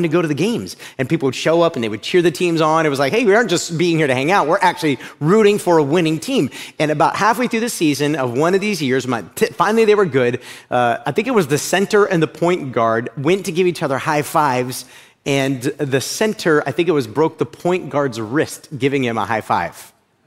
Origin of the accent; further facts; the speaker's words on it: Uniontown, Ohio, United States; moved away; I grew up in a little area called Uniontown, Ohio. It's right outside of Akron, Ohio